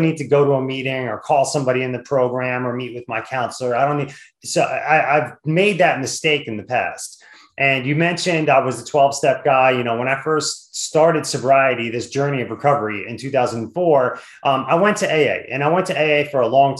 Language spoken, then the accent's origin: English; New Jersey, United States; now in Washington, D.C. area, United States; I grew up in Jersey